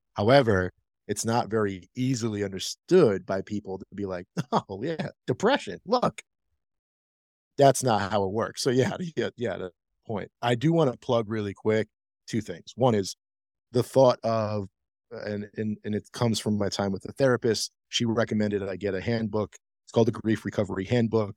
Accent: Rhode Island, United States; now in Denver, United States; I'm from Rhode Island. Shout out 401

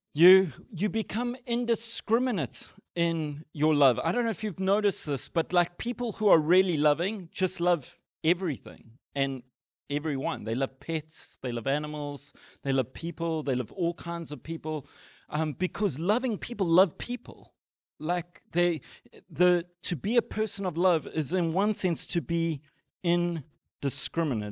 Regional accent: South Africa; as a South African

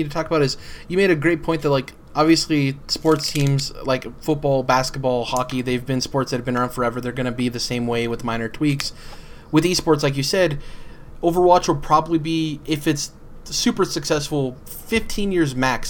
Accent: Michigan, United States; I like stuff that says Michigan on it because I'm from Michigan, and I love to support the state I'm from

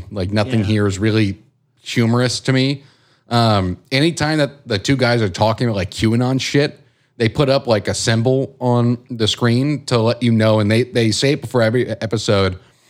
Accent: Kazakhstan; I'm from Kazakhstan.

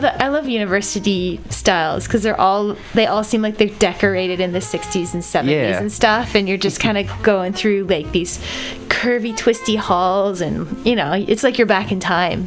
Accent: Nova Scotia, Canada; now in Toronto, Canada; I play guitar and sing in language arts, and I'm from Nova Scotia

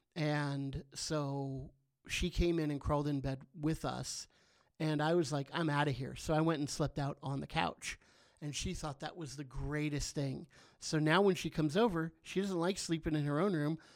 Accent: Southern California, United States; now in Chico, United States; I grew up in Southern California. Um, so I've been a Californian my whole life

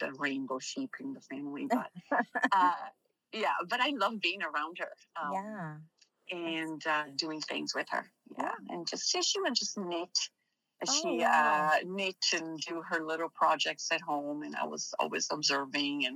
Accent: Milan, Lombardy, Italy; moved away as an adult; also born or lived in Missouri; Growing up in Milan was very interesting compared to the rest of the places that I've visited.

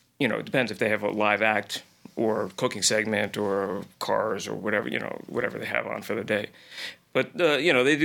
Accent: Ridgewood, New Jersey, United States; moved away as an adult; also born or lived in Cape Cod; now in New York, United States; Ridgewood, New Jersey. I grew up in New Jersey, in, you know, northern New Jersey, right outside New York City

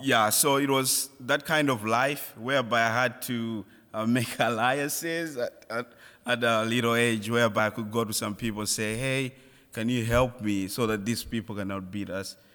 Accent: Malawi; moved away; I'm from Malawi.

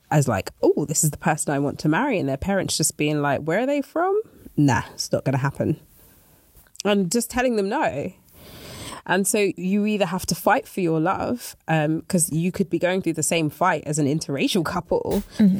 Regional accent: Nigeria; I am Nigerian

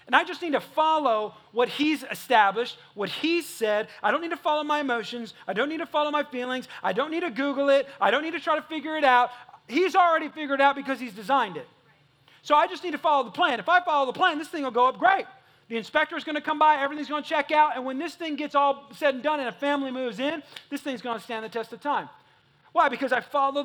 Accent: California, United States; now in Texas, United States; I ain't from Texas. I'm not from here. I'm from California

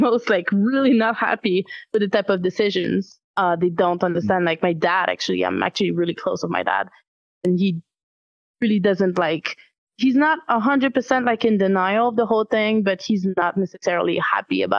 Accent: Quebec, Canada; accent: French; I come from Quebec. It's mostly French here. Might hear it in my accent a little bit

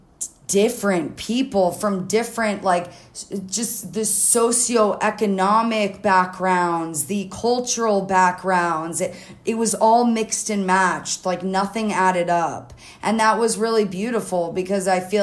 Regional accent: North Miami Beach, Florida, United States; I was born and raised in Miami. I was born in Miami Beach, and then I grew up kind of more in the suburbs in North Miami Beach

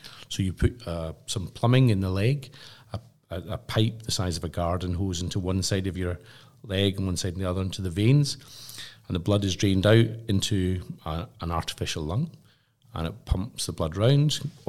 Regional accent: Glasgow, Scotland, United Kingdom; what I'd say as a Glaswegian, it was such a socialist event.

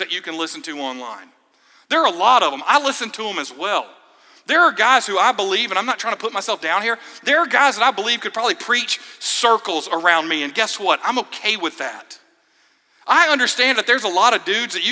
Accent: Georgia, United States; now in Florida, United States; my home state

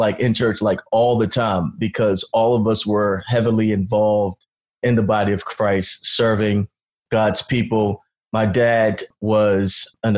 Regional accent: Baltimore County, Maryland, United States; I grew up in Baltimore County, Maryland

